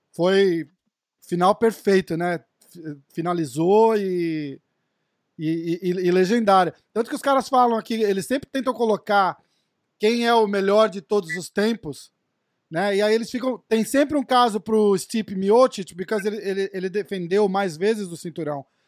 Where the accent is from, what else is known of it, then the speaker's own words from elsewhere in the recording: Brazil; como brasileiro